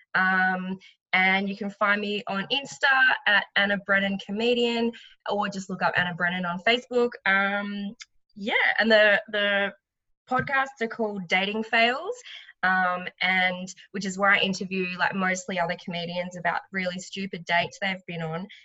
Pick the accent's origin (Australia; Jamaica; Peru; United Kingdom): Australia; Noosa, Queensland; also born or lived in Melbourne, Victoria; I'm originally from the Sunshine Coast, sort of around the Noosa area, but I lived in Melbourne for six years